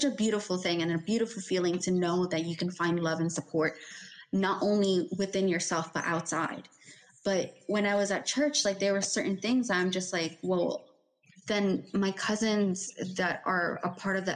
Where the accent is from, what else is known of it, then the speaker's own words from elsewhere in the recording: New York, United States; we were raised in New York